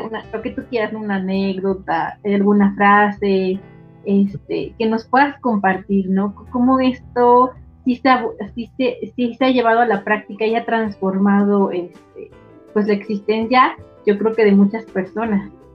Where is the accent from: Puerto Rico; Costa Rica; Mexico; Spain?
Mexico; somos mexicanos